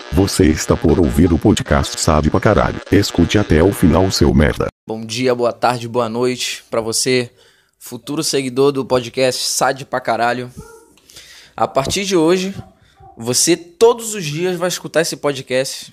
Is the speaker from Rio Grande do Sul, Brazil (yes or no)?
no; Rio de Janeiro, Brazil; moved away as an adult; now in Buenos Aires, Argentina; Sou do Rio de Janeiro